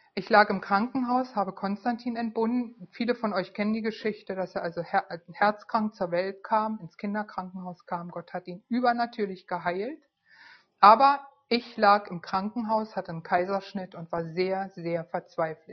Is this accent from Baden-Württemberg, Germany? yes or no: no; Berlin, Germany; moved away; Ich war Berlinerin, lebte in Berlin